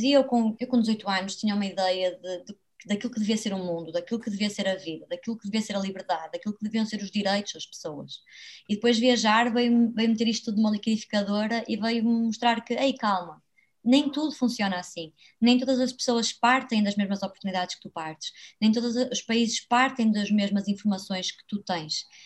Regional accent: Braga, Norte, Portugal; also born or lived in Porto; eu vivo em Braga, sou natural de Braga

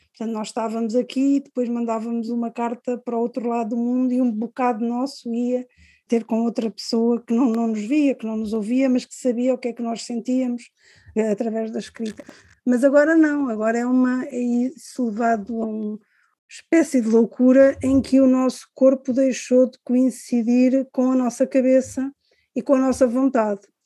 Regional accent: Cascais, Lisbon, Portugal; also born or lived in Angola; eu cresci em Cascais, porque quando nós viemos de Angola

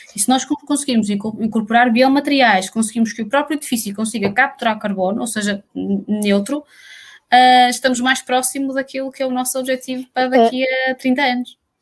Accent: Portugal; nós, como portugueses

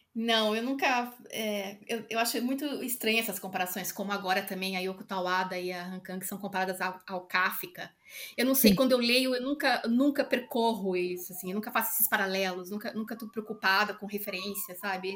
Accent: São Paulo, Brazil; now in Lisbon, Portugal; eu sou de São Paulo

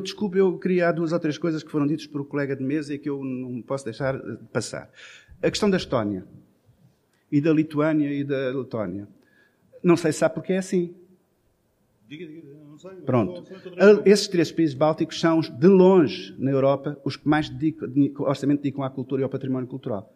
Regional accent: Portugal

